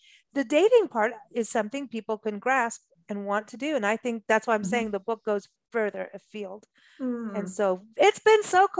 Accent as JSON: {"language": "English", "country": "Kenya", "tie": "born or raised there", "also_born_or_lived": "England / South Africa", "said": "I grew up in Africa and in Kenya, England, South Africa."}